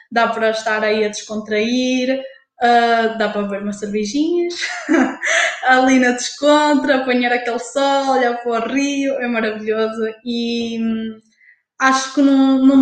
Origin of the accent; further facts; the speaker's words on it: Porto, Norte, Portugal; Eu sabia, mas eu sou do Porto